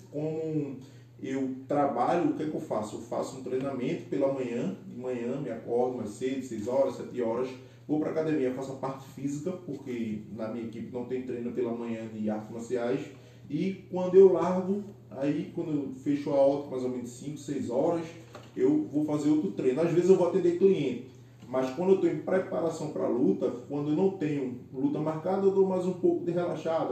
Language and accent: Portuguese; São Lourenço da Mata, Pernambuco, Brazil; eu sou nascido e criado em São Lourenço